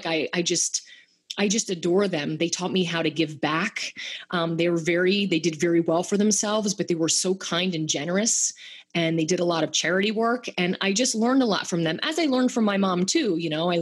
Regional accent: Bethlehem, Pennsylvania, United States; moved away as an adult; also born or lived in West Palm Beach, Florida; I'm from Bethlehem, Pennsylvania

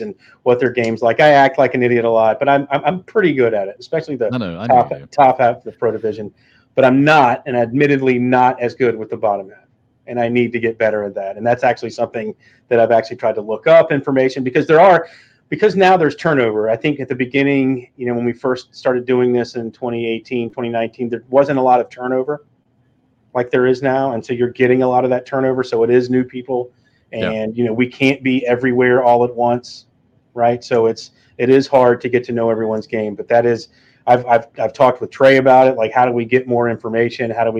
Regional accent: North Carolina, United States; Growing up in North Carolina

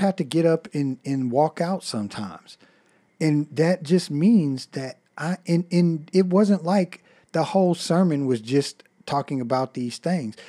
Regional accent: United States; as Americans

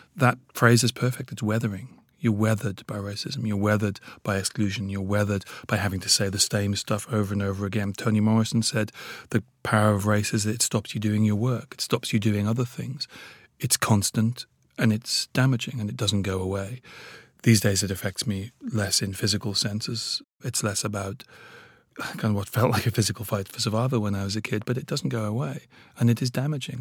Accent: Newcastle upon Tyne, North East England, United Kingdom; also born or lived in Nigeria; I was brought up in Newcastle.

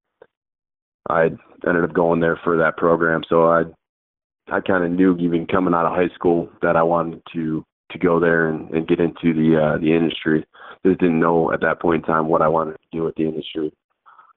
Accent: Michigan, United States; growing up in Michigan

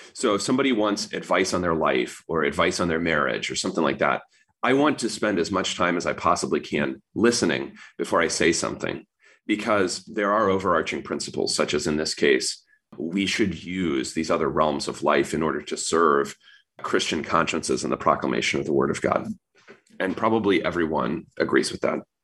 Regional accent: United States; You live here. I was born here

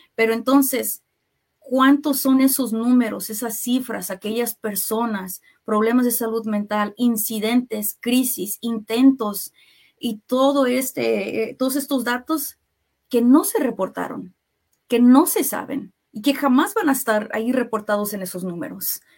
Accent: Kansas City, Kansas, United States; soy de aquí de Kansas City, nací, me creé aquí en Kansas City, pero mis papás, mi familia, este, son de México

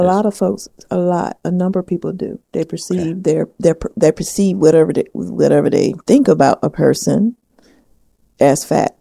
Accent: the South, United States; accent: southern; my southern accent

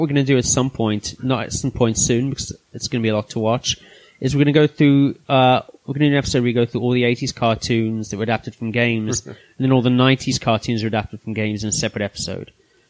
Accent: South Africa; Like, being South African

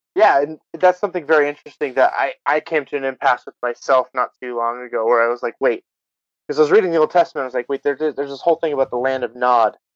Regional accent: California, United States; moved away as an adult; now in Utah, United States; i spent the first 18 years of my life in california

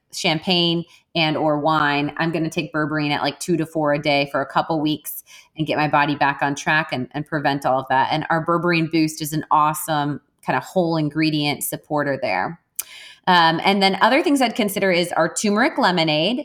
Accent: Wisconsin, United States; I'm Irish and I'm from Wisconsin, and Wisconsinites, they drink, man

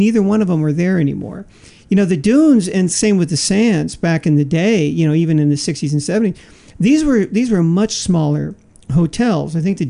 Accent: San Francisco, California, United States; now in Las Vegas, United States; San Francisco, you know, my hometown, San Francisco, yeah. I always seem to have lived in tourist towns.

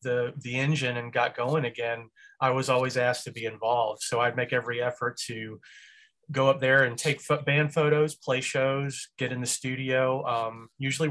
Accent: Marietta, Georgia, United States; also born or lived in Memphis, Tennessee; I was raised in a suburb, Cobb County, in Marietta, Georgia.

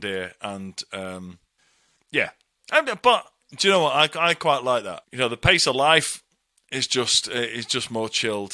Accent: Bury, North West England, United Kingdom; moved away as an adult; Manchester, Bury, just north of Manchester

